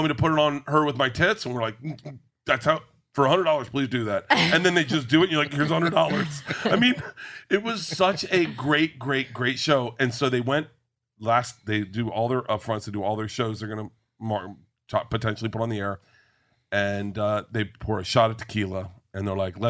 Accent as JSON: {"language": "English", "region": "Florida", "country": "United States", "tie": "born or raised there", "said": "I grew up in Florida."}